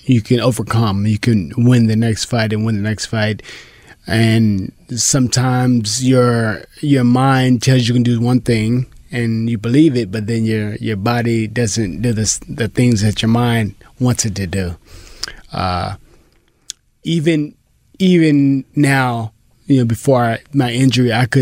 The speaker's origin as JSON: {"language": "English", "town": "Pomona", "region": "California", "country": "United States", "said": "I was Pomona"}